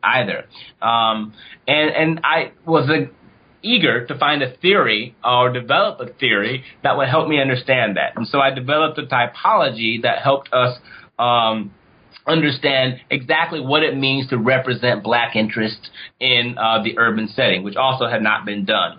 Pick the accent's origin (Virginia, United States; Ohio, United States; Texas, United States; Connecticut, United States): Ohio, United States; I'm from Ohio